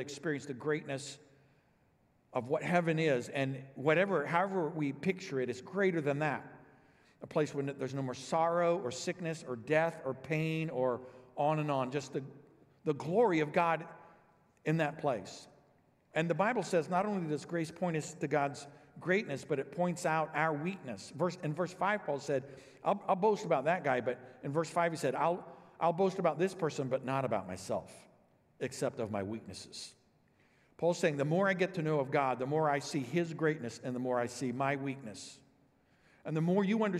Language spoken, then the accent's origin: English; Illinois, United States; also born or lived in Dallas-Fort Worth, Texas; Vicki and I grew up here in Illinois